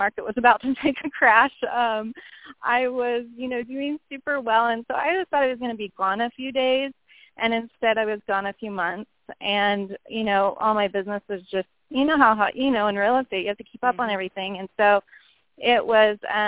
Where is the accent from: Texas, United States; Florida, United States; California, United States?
California, United States; Loomis; also born or lived in Roseville, California; I was born in Roseville. I grew up in the area of Loomis, Penryn